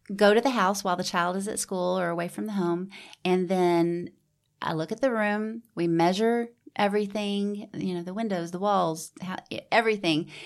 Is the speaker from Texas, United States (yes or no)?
yes; Houston, Texas, United States; also born or lived in Georgia / New York / New Braunfels, Texas; raised in Houston